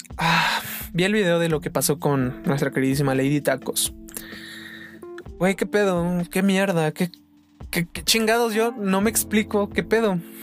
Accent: Mexico; soy mexicano

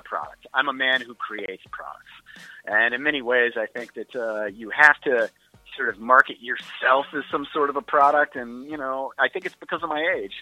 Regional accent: Midwest, United States; I'm from the Midwest.

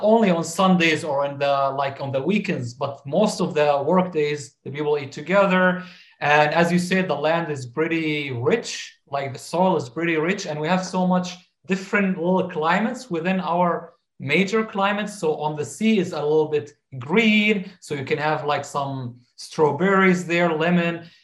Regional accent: Damascus, Damascus Governorate, Syria; moved away; growing up in in Syria

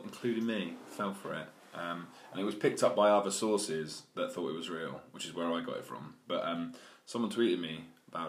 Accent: United Kingdom; being British

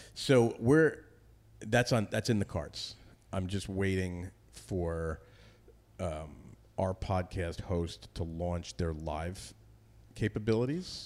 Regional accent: Northern New Jersey, United States; moved away as an adult; also born or lived in Westchester, New York / Boston / New York City; now in Connecticut, United States; I grew up in New Jersey, lived in New Jersey till I went to college

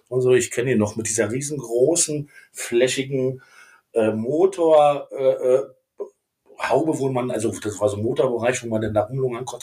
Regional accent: Königs Wusterhausen, Brandenburg, Germany; geboren bin ich am 26. Mai 1974 in Königs Wusterhausen. Ja, das liegt so ungefähr oh. 40 Kilometer südwestlich unter Berlin und ja. äh, im schönen Bundesland Brandenburg.

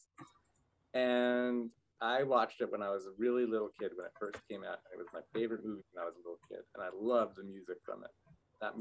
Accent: Vancouver, British Columbia, Canada; also born or lived in New York, United States; I was actually born in America. I was born in New York. I mean, I moved to Canada as a boy

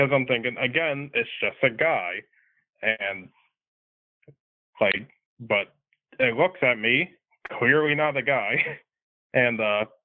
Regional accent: North Carolina, United States; I'm from North Carolina

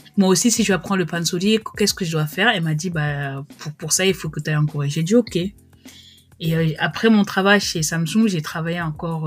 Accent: France; moved away as an adult; also born or lived in Cameroon; now in South Korea; Je suis française d'origine camerounaise

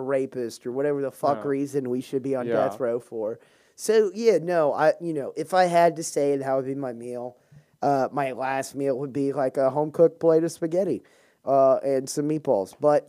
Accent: the South, United States; accent: southern; If I take like four drinks, and that's when my southern accent kind of comes out.

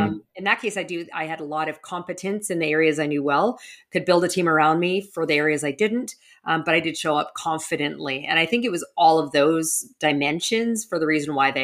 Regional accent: Western Canada, Canada; moved away as an adult; also born or lived in New York; now in Miami, United States; I grew up in Western Canada

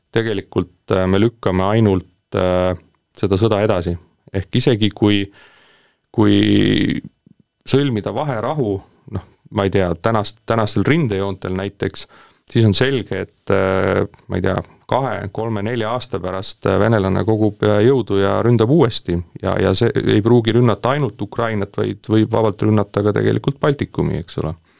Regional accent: Estonia; mul on selles suhtes au olla eestlane ja, ja ma tunnen uhkust, et ma olen eestlane

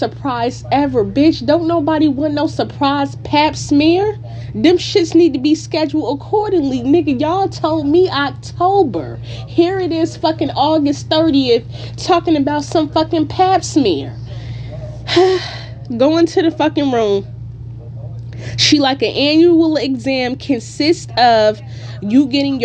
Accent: Newark, New Jersey, United States; now in California, United States; I am from Newark, New Jersey

